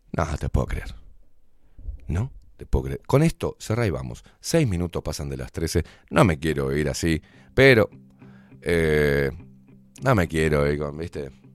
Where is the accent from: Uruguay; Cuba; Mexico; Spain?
Uruguay; somos aburridos los uruguayos